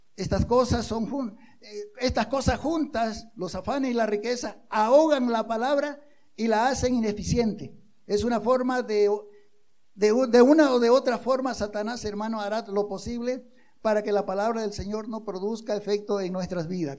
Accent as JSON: {"language": "Spanish", "country": "Bolivia", "said": "somos, como bolivianos"}